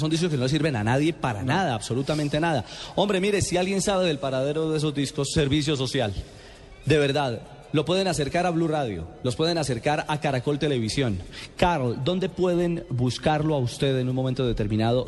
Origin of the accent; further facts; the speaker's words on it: Colombia; como colombiano